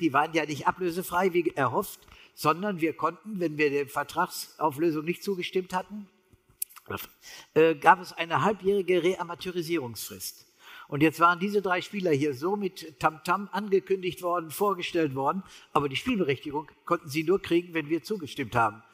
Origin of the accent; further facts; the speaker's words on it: Harsewinkel, North Rhine-Westphalia, Germany; ich komme aus Hasewinkel